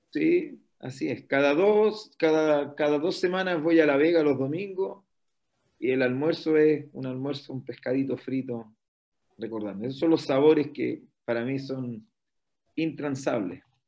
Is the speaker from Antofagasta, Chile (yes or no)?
yes; Antofagasta, Chile; also born or lived in Brazil; yo soy nacido en Antofagasta, el año 67